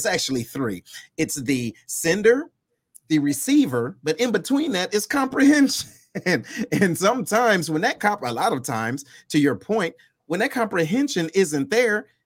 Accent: Detroit, Michigan, United States; moved away as an adult; I'm originally from Detroit.

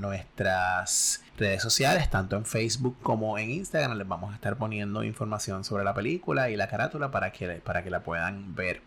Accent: Puerto Rico; somos puertorriqueños

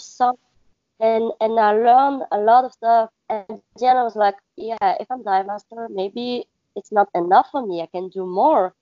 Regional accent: Belgium; English is a second language; moved away as an adult; now in Maldives; I'm from Belgium

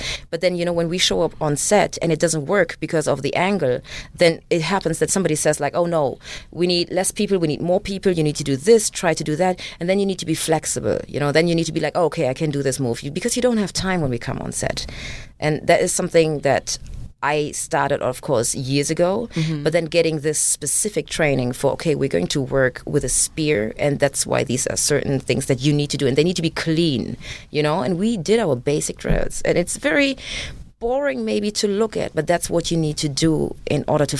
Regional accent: Germany; English is a second language; me being raised in Germany

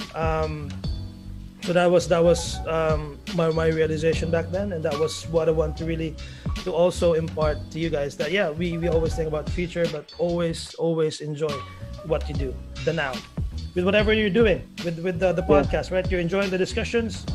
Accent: Philippines; moved away as an adult; now in United Arab Emirates; I'm Filipino

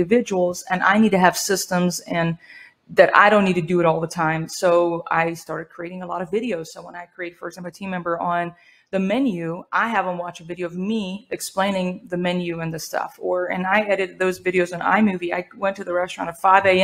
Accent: Iran; also born or lived in Spain / New Mexico, United States; now in United States; I was born and raised in Iran

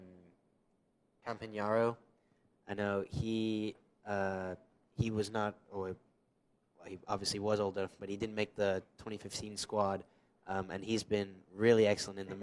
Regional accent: Canada; being Canadian

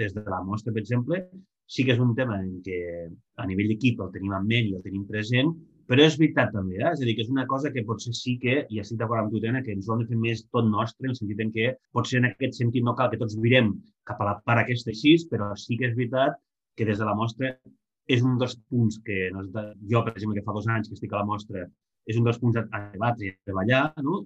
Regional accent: Lleida, Catalonia, Spain; soc de Lleida

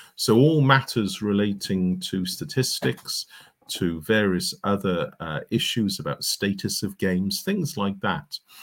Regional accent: Cardiff, Wales, United Kingdom; growing up in Cardiff in the, uh, late nineteen sixties, early nineteen seventies

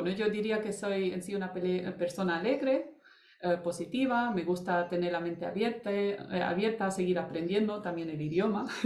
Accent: Germany; now in Almería, Spain; era alemán, mi madre americana eh, y me he criado en Alemania

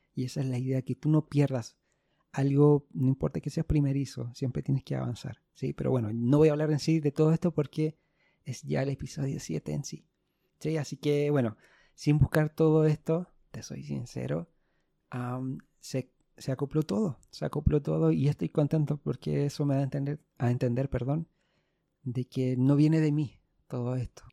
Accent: Santiago, Santiago Metropolitan Region, Chile; Soy de Santiago de Chile

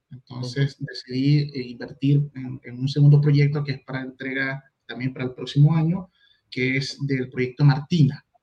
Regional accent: Venezuela; now in Chile; soy extranjero, vengo de Venezuela, ya tengo, voy para seis años acá en Chile, me gustan las arepas y las marraquetas, es un mix.

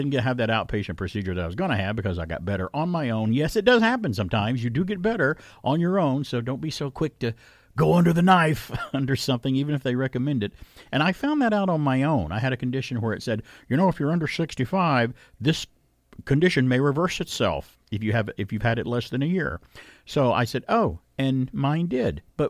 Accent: the South, United States; And I grew up in the South where it's hot in the summer and never got acclimated to it and never got used to it.

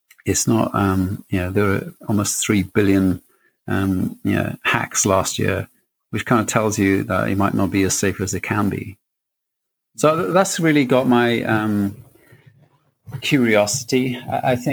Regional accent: Wales, United Kingdom; growing up in Wales is, you know, you come out of school and you don't leave school with a great deal

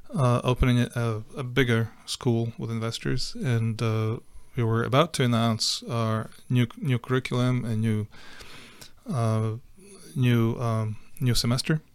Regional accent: Western Ukraine, Ukraine; English is a second language; moved away as an adult; also born or lived in Siberia, Russia / Boston / California; now in Texas, United States; I was born in Ukraine, in the western part of Ukraine. Uh, I grew up there, but I also grew up in Siberia, in Russia, when I was about seven years old. For three years, we lived there with the family.

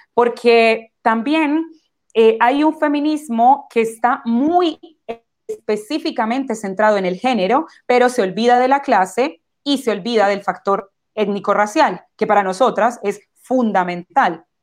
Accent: Colombia; now in Chile; Yo me considero una persona afrodescendiente, eh, soy colombiana

